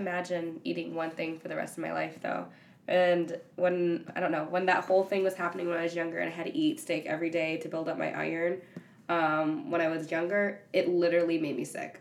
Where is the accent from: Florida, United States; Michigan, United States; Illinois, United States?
Michigan, United States; Ypsilanti; I'm also from Michigan, Ypsilanti area